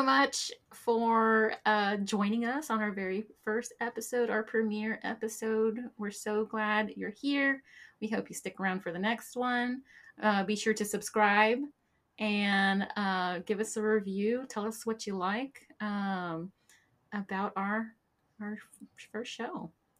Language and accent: English; Texas, United States; That's how you know I'm from Texas.